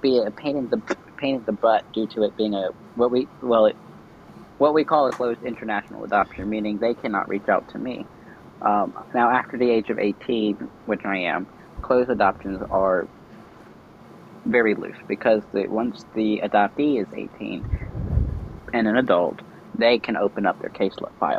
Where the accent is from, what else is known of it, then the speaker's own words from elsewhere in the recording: Guatemala City, Guatemala Department, Guatemala; born there; Well, I was born in Guatemala City, Guatemala, 20 years ago, almost 21 years ago this October.